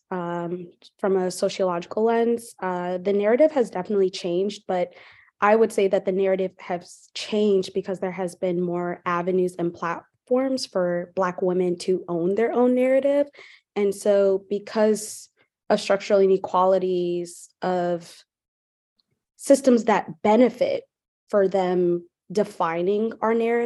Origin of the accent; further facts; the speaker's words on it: Charlotte, North Carolina, United States; now in Durham, United States; I'm also from Charlotte, North Carolina.